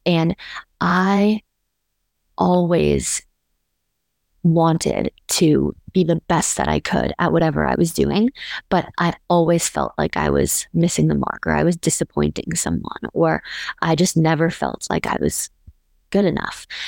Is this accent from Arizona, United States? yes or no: yes; Scottsdale, Arizona, United States; moved away as an adult; now in Austin, United States; I live in Austin, Texas, but I'm originally from Scottsdale, Arizona